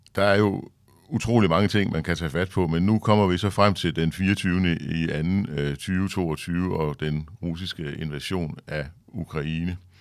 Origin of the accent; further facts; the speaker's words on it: Denmark; som dansker